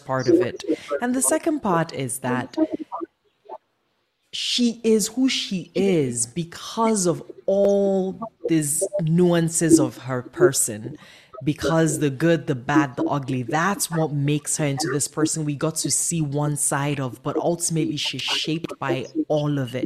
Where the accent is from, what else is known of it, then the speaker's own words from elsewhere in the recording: Nigeria; we're Nigerian